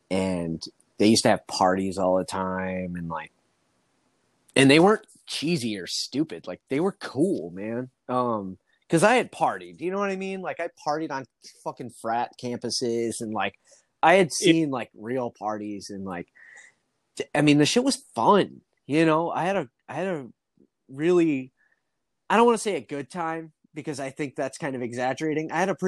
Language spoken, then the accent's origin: English; Midwest, United States; now in Los Angeles, United States; Because I grew up in the Midwest and there's nothing there.